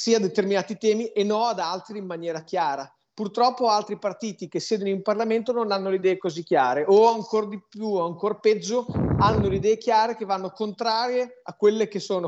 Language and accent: Italian; Emilia-Romagna, Italy; sono romagnolo